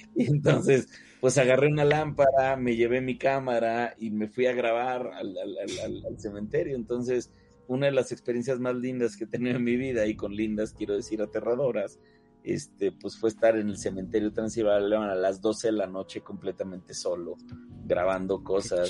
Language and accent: Spanish; Mexico; also born or lived in Coyoacán, Mexico City; somos muchos artistas mexicanos